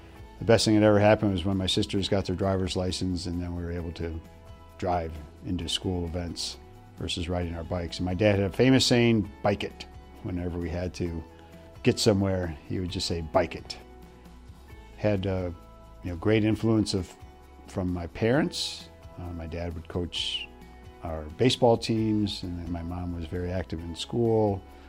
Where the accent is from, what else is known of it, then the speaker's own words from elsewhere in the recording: Ohio, United States; born there; also born or lived in Michigan / New Jersey; So I was born in Ohio, so we lived in Ohio for a little bit. Then we moved to Michigan for a couple of years. And then New Jersey for 1 year.